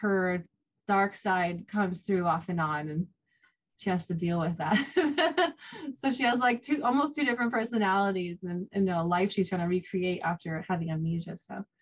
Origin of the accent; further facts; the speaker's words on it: Sitka, Alaska, United States; now in Hawaii, United States; I was raised in Alaska